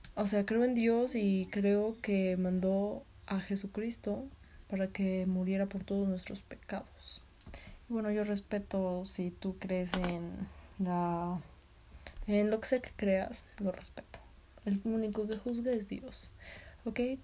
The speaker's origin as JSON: {"language": "Spanish", "region": "Tlaxcala", "country": "Mexico", "said": "soy de Tlaxcala, Tlaxcala, México"}